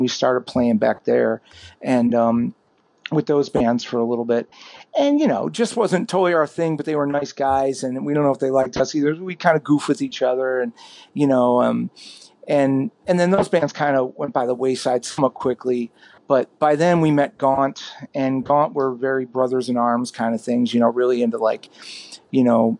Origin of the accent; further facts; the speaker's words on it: Cleveland, Ohio, United States; Man, when I grew up in Cleveland, it was heavy union town, mm-hmm. bunch of freaky bands.